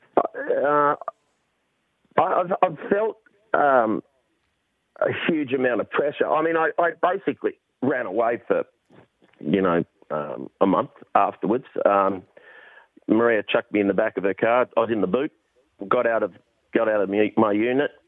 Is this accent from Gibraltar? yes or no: no; Perth, Western Australia, Australia; now in Sydney, Australia; I'm from Perth originally